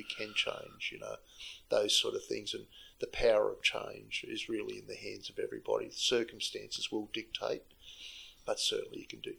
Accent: Sydney, New South Wales, Australia; moved away as an adult; also born or lived in South Africa; I grew up in Sydney, and all I want to do is get out of Sydney and go overseas at 21.

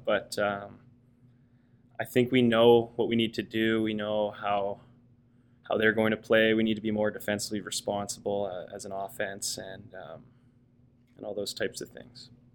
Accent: Coquitlam, British Columbia, Canada; moved away as an adult; also born or lived in Victoria, Canada / Ontario, Canada; now in Toronto, Canada; I grew up in in Coquitlam.

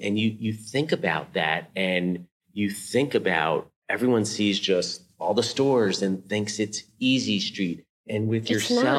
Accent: Edgemont, New York, United States; I grew up in Edgemont.

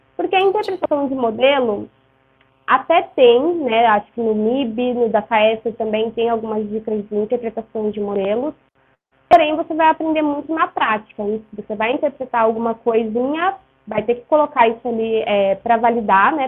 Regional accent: Ourinhos, São Paulo, Brazil; Eu sou de Ourinhos, no interior de São Paulo

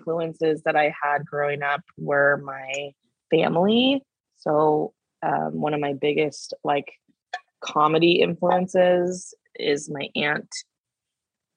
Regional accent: Canby, Oregon, United States; moved away as an adult; also born or lived in New York City; now in Los Angeles, United States; I grew up off my tribal homelands in the Willamette Valley, Oregon, in a small town called Canby, which is about 20 miles south of Portland

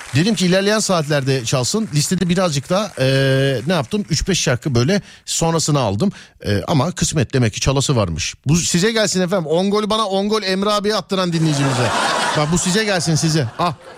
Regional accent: Istanbul, Turkey; Ben Şişliliyim. Ben Şişliliyim.

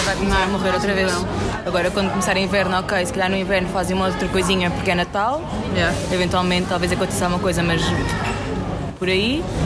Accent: Tomar, Santarém District, Portugal; moved away as an adult; now in Aveiro, Portugal; não sou de Aveiro, vivo cá há 6 anos, sou de Tomar

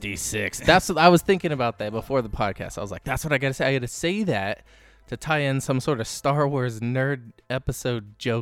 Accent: California, United States; I grew up in the Bay Area.

